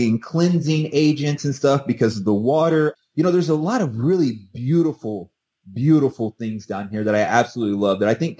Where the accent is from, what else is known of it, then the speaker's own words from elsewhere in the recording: St. Louis, Missouri, United States; I came from St. Louis. I come from some really, really violent areas.